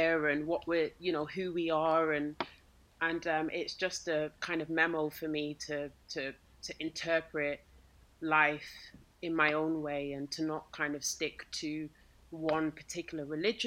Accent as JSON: {"language": "English", "country": "United Kingdom", "said": "I am Black British"}